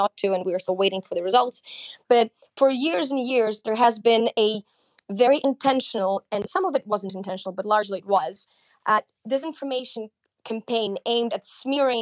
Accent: Ukraine

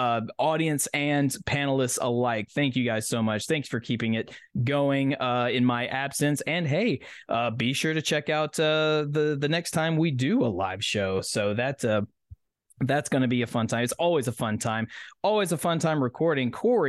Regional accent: Tennessee, United States; right here in my home state of Tennessee

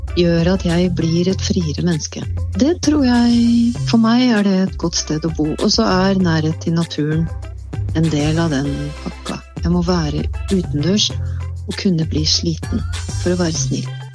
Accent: Eidsvoll, Akershus, Norway; Jeg vokste opp på Eidsvoll i en tid der Eidsvoll var et mer lukka bygdesamfunn

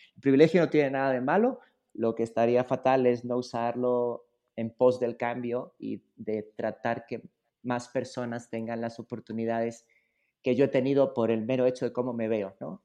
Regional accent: Spain; moved away as an adult; now in Mexico; a mí me tocó nacer y vivir en España durante mucho tiempo, eh, pero la verdad ya cuando vine para acá ya no regresé

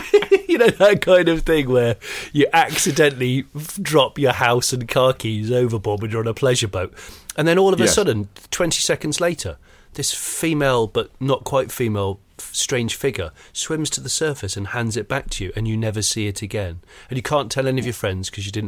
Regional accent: South West England, United Kingdom; Yeah, I grew up in the West Country.

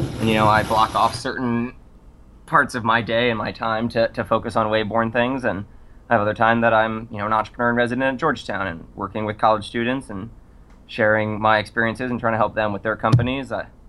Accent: Ireland; I'm a small, pale Irish man.

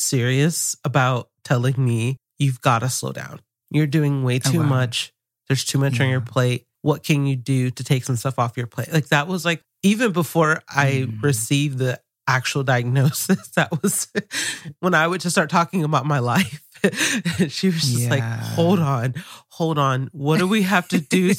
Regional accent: the South, United States; I grew up here in this particular part of the U.S. and I grew up in the South

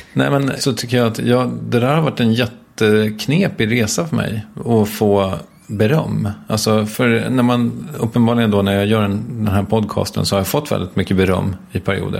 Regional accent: Stockholm, Stockholm County, Sweden; här ute i mina hemtrakter

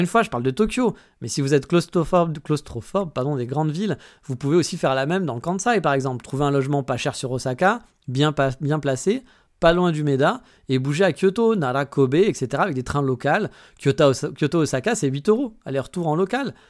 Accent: France; now in Japan; chez nous en France

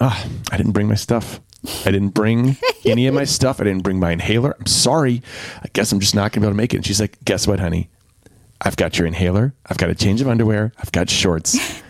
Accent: Durham, North Carolina, United States; when I grew up in Durham.

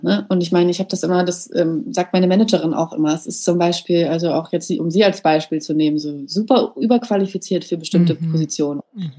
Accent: Germany; ich bin in Deutschland geboren

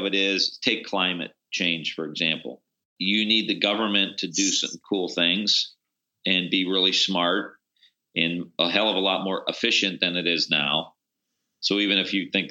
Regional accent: Niles, Ohio, United States; I grew up in Niles, Ohio, which is the old steel belt, rust belt

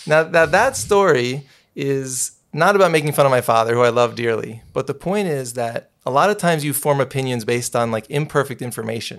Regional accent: New City, New York, United States; I was born and raised in New City, New York

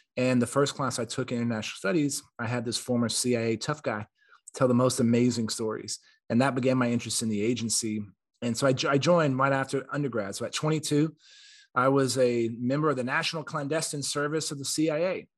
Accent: San Antonio, Texas, United States; I'm from Texas. I was born and raised in San Antonio

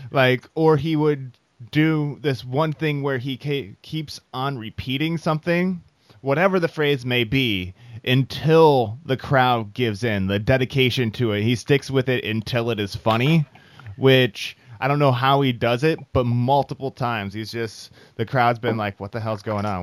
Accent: Iowa, United States; I am from Iowa.

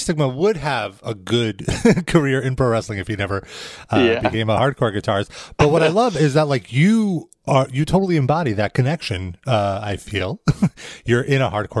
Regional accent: New York City, New York, United States; I grew up in South Brooklyn, to be clear, not in like any fancy part of Brooklyn. Like I grew up in Brighton Beach

